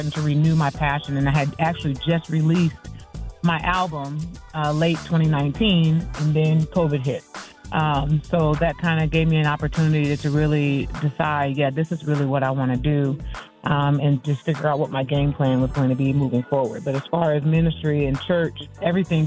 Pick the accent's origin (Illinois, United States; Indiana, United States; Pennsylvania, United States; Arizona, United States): Illinois, United States; Peoria; I am from Peoria, Illinois, a city about 2 hours south of Chicago.